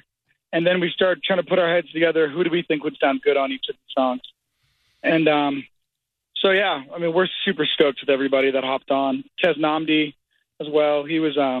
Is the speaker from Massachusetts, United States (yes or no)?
yes; Duxbury, Massachusetts, United States; the high school I went to, Duxbury